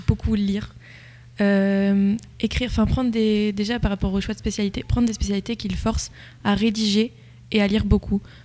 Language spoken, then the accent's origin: French; La Loupe, Centre-Val de Loire, France; je viens de La Loupe à l'origine